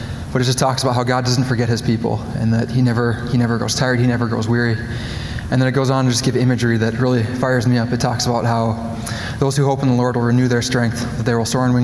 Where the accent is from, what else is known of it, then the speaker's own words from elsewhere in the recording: Coon Rapids, Minnesota, United States; moved away; I grew up in Coon Rapids. It's a suburb just northwest of Minneapolis.